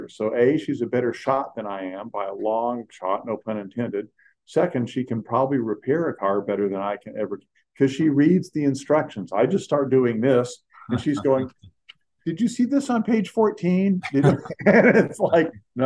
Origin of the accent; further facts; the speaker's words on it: California, United States; I grew up in California